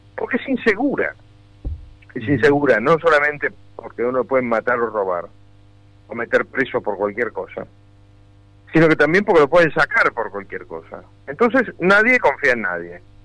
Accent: Argentina

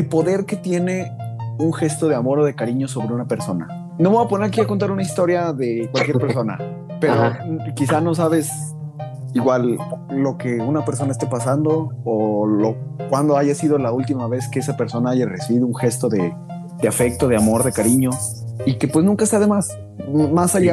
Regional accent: Mexico; nosotros como humanos mucho menos y como mexicanos

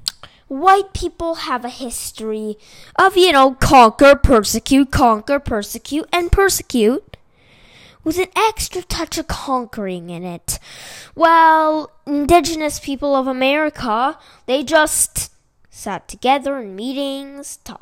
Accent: California, United States; I don't come from China. I come from California

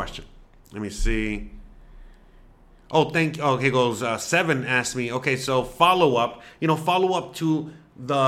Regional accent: Miami, Florida, United States; first language Spanish; English is a second language; moved away as an adult; now in Mérida, Mexico; I was born in Miami. My parents, okay, were Cuban

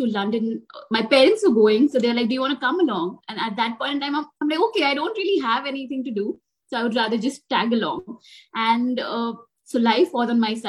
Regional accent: Mumbai, Maharashtra, India; I'm from Bombay. I consult in different places across Bombay.

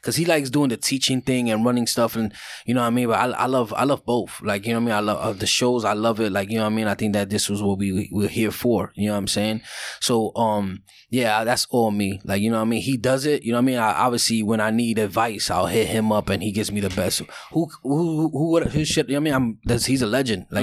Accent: New York City, New York, United States; growing up in Brooklyn

